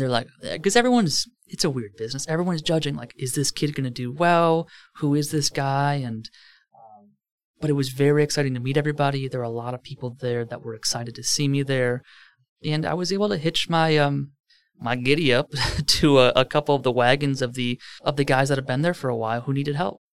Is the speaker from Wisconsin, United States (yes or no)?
yes; Merton, Wisconsin, United States; I grew up in Merton, Wisconsin